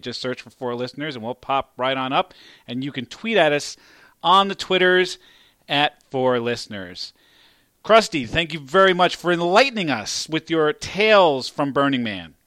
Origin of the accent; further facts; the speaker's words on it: New York, United States; now in Philadelphia area, United States; I live in the Philadelphia area and I grew up in New York.